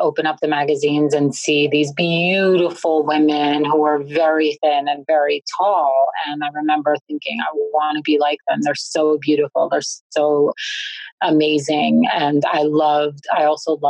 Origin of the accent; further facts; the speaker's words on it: New York City, New York, United States; I was born and raised in Brooklyn